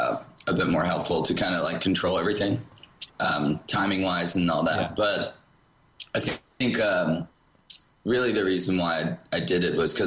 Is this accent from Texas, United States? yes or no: yes; Austin, Texas, United States; also born or lived in California; I grew up actually in Austin.